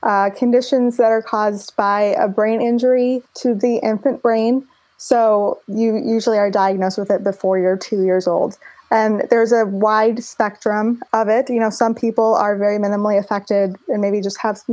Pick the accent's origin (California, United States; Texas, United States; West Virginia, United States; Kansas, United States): California, United States; Los Angeles; I was born and raised in Los Angeles